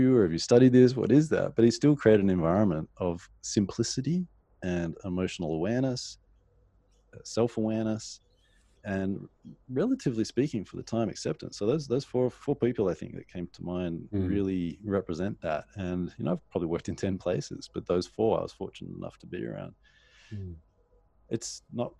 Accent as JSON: {"language": "English", "town": "Sydney", "region": "New South Wales", "country": "Australia", "said": "I'm from Sydney"}